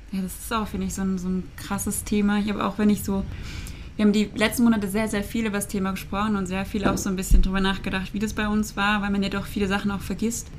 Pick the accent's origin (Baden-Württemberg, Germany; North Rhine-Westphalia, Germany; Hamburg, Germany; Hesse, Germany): Baden-Württemberg, Germany; ich komme auch aus dem Dorf, wir kommen beide aus Baden-Württemberg